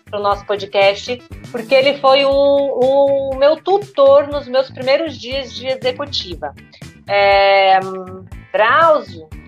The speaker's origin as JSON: {"language": "Portuguese", "country": "Brazil", "said": "A gente é do interior, a gente fala porta, baby cake, né?"}